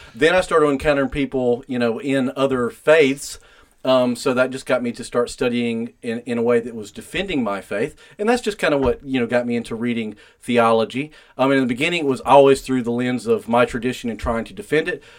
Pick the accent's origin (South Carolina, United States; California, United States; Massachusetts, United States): South Carolina, United States; Spartanburg; born and raised in Spartanburg, South Carolina